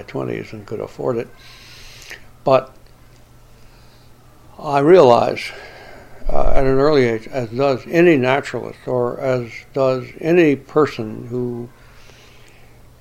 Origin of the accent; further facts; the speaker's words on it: Alabama, United States; Growing up in Alabama